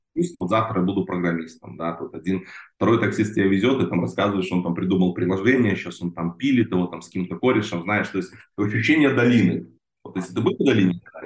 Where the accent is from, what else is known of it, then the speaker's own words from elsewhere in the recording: Belarus; moved away as an adult; now in Israel; я же с Беларуси сам родом, вот, в те годы я жил в Беларуси